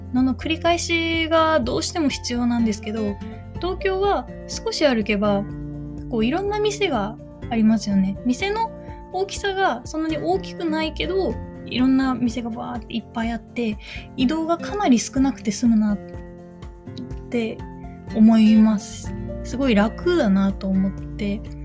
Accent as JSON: {"language": "Japanese", "region": "Kyushu", "country": "Japan", "tie": "born or raised there", "moved": "as an adult", "lives_now": "Tokyo, Japan", "said": "私は九州生まれ九州育ちで"}